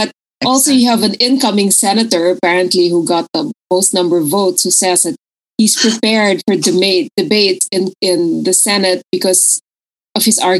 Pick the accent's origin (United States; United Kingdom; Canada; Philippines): Philippines; As a Pinoy, what I do with it, of course, because I'm a Pinoy